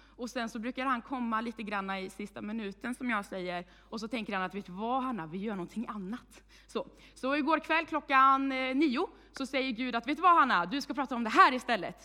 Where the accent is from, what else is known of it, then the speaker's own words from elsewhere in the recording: Vargön, Västra Götaland, Sweden; moved away as an adult; now in Tibro, Sweden; Jag kommer från Vargön, eh, men flyttade hit i juli månad